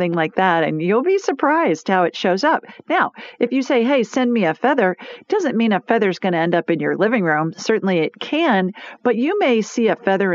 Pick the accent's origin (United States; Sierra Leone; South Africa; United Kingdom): United States; Yankee country, the North; now in Birmingham, United States; I'm a Yankee. I'm born in Yankee country